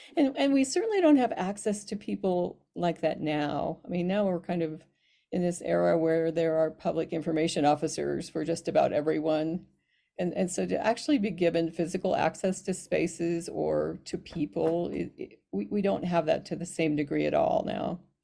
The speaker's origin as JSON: {"language": "English", "town": "Alamosa", "region": "Colorado", "country": "United States", "tie": "born or raised there", "moved": "yes", "lives_now": "Utah, United States", "said": "I was born in Alamosa, Colorado"}